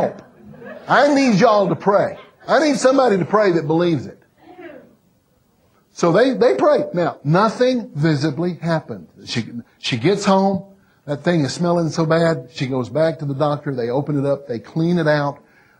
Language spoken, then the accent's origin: English; Mississippi, United States; I'm from Mississippi